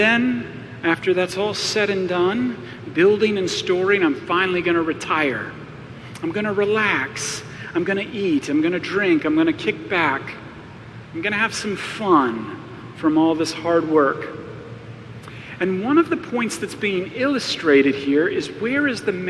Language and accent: English; Arizona, United States; I grew up in Arizona